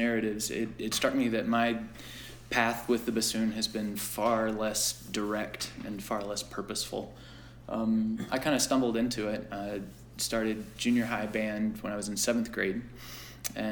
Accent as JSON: {"language": "English", "region": "Tennessee", "country": "United States", "tie": "born or raised there", "said": "It was in Tennessee, yeah. I grew up in Tennessee"}